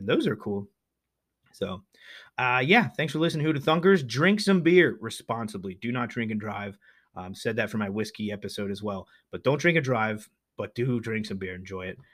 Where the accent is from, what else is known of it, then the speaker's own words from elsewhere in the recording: Pennsylvania, United States; They are legendary here in my home state. We Pennsylvanians are mighty proud of Yinglings